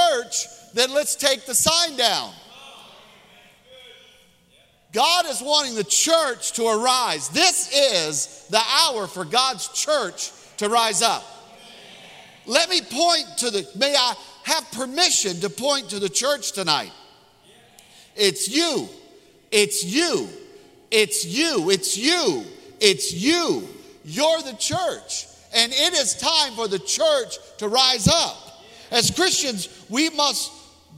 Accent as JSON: {"language": "English", "region": "Mississippi", "country": "United States", "said": "I'm from Mississippi."}